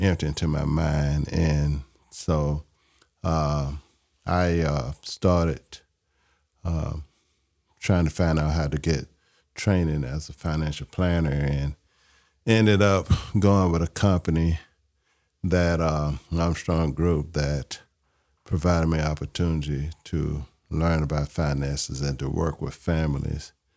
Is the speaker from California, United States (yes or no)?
no; Mobile, Alabama, United States; I grew up in Mobile, Alabama.